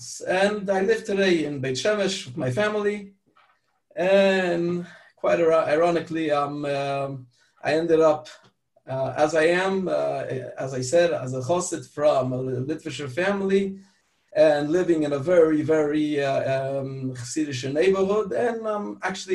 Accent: France; also born or lived in Pittsburgh, Pennsylvania, United States; So since age five, I lived in France. That's where I grew up

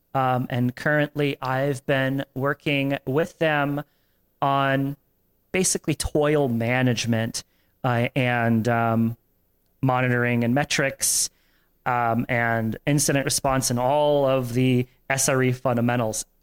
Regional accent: Tampa, Florida, United States; I grew up in Tampa

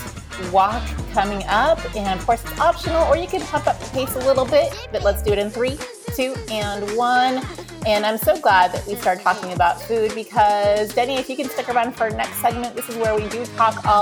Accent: Tampa, Florida, United States; I was born in Tampa

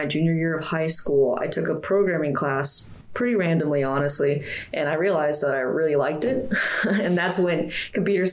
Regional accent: Sacramento, California, United States; also born or lived in Temple, Texas / Tampa, Florida; now in Gainesville, United States; I was born in Temple, Texas, and I was raised in Sacramento, California. And presently, I'm from Tampa, Florida, but I'm living in Gainesville

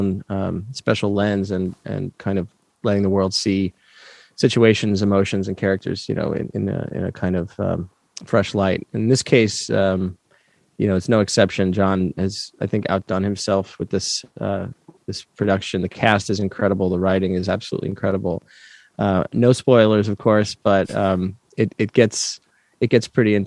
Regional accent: New York, United States; I grew up in New York, and we went into the city

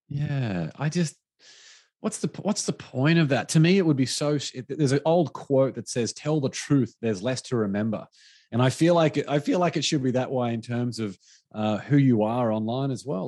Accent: Australia; moved away; my home country back to Australia

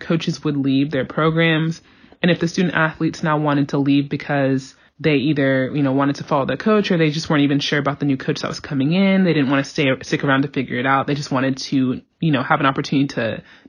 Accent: Georgia, United States; I'm from Georgia

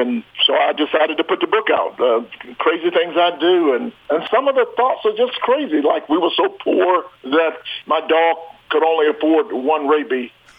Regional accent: Atlanta, Georgia, United States; I live here in Atlanta. I'm from Atlanta.

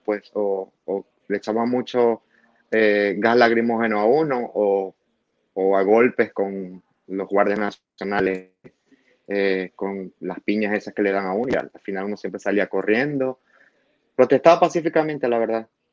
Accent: Maracaibo, Zulia, Venezuela; moved away as an adult; also born or lived in Caracas / Los Teques / Cancún / Mexico City; now in Orlando, United States; yo nací en Maracaibo, Estado Zulia, y ya pues cuando más de mi adolescencia, por así decirlo, después de los 20 me fui para Caracas allá estudié y allá viví

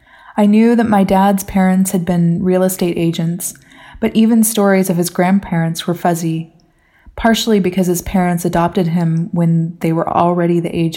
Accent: Washington, United States; Growing up in the Northwest of the United States, I had a very simple family origin story. My parents were Californians who transplanted to Washington to live closer to nature.

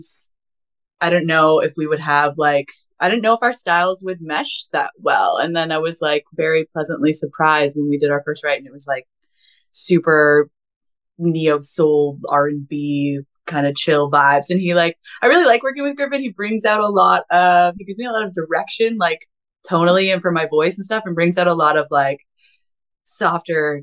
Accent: Canada; I'm Canadian

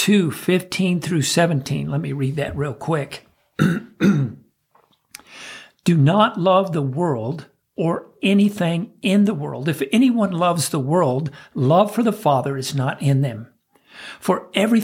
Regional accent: United States

